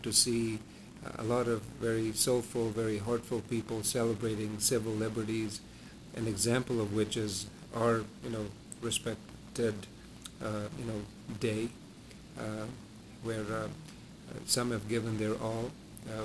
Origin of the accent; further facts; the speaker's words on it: Malawi; moved away; I, for once, was born and raised in Africa, in Malawi